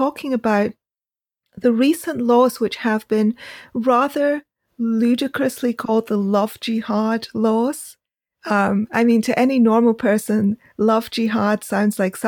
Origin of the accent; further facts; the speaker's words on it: Karachi, Sindh, Pakistan; moved away; also born or lived in United Kingdom / Bombay; I grew up partly in Karachi and then came to the UK in the 80s